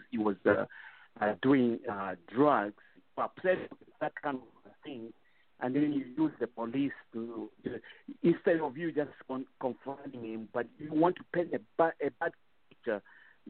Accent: Zambia; first language Bemba; English is a second language; English is my second language. I was brought up speaking Bemba. That was my first language

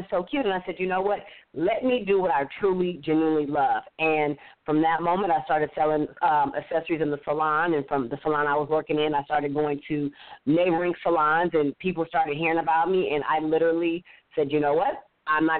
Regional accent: Inglewood, California, United States; moved away as an adult; now in Atlanta, United States; I'm born and raised in Los Angeles, California, Inglewood to be exact. My whole life was in L.A.

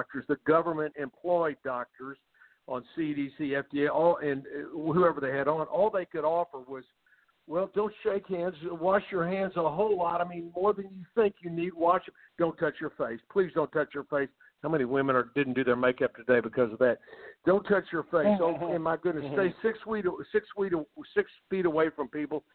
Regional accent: Houston, Texas, United States; I'm from Houston, Texas. I have Hoetze Health and Wellness Center here

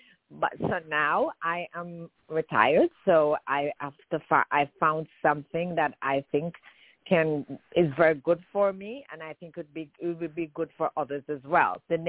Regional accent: Jamaica; also born or lived in New York, United States; now in Florida, United States; I'm a Jamaican born, but I live in the United States more than I lived in Jamaica.

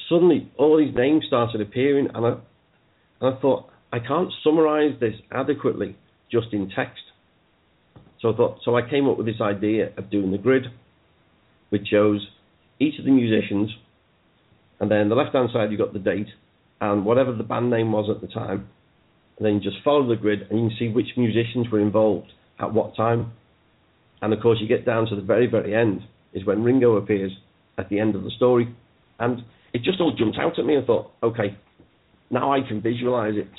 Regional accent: Liverpool, North West England, United Kingdom; also born or lived in Mossley Hill, Liverpool; I lived in the Dingle until I was 24.

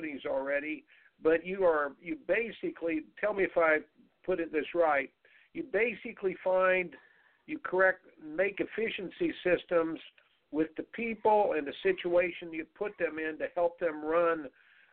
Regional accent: Indiana, United States; I grew up in Indiana playing Hoosier basketball

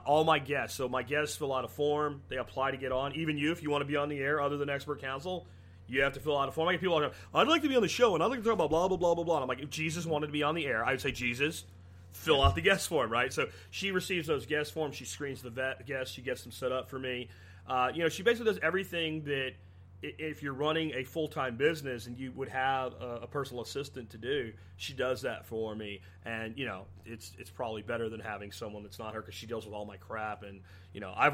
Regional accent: Jacksonville, Florida, United States; moved away; also born or lived in Pennsylvania; The places I grew up in Jacksonville

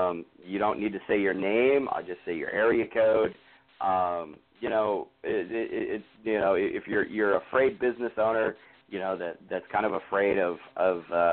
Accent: North Dakota, United States; I was born and raised in North Dakota

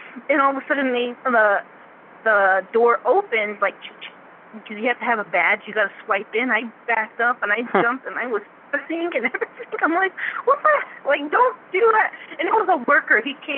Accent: Denver, Colorado, United States; also born or lived in Arizona / Utah / New Mexico / Virginia; now in New York, United States; And I graduated high school. And then from there, I mean, I'm from Colorado, from Denver, Colorado. And I've lived, like, Utah, New Mexico. I even lived in Virginia for a while with my sister.

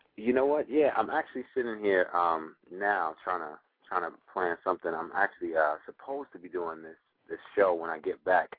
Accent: New York, United States; I'm I'm from New York

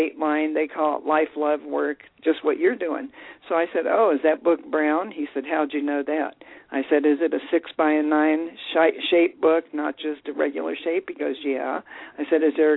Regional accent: Dayton, Ohio, United States; now in Colorado, United States; I was born in Dayton, Ohio

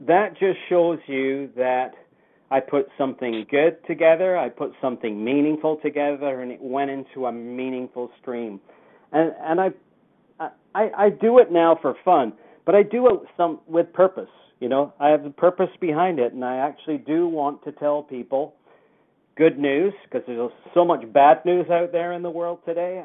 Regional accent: Lancashire, North West England, United Kingdom; now in Canada; I grew up in the UK, and I I emigrated to Canada in 1967. I came over from Lancashire

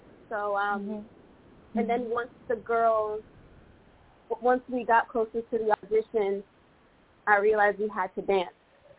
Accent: Connecticut, United States; So I'm from Connecticut, and I haven't changed my number yet.

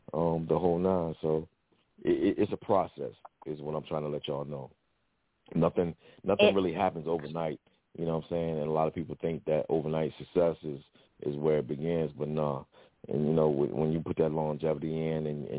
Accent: Richmond, Virginia, United States; I'm originally from Richmond, VA, you know what I'm saying, Virginia.

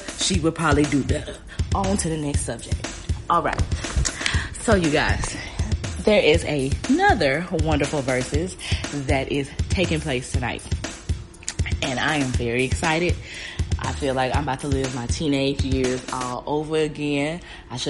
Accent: the South, United States; growing up in the South

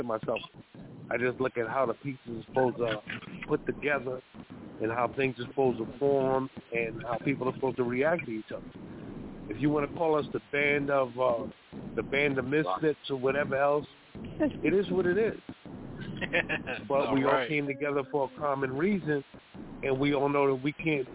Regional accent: New York City, New York, United States; moved away as an adult; also born or lived in East Coast; We're all from Sugar Hill, Harlem, between 149th and 150th and Broadway

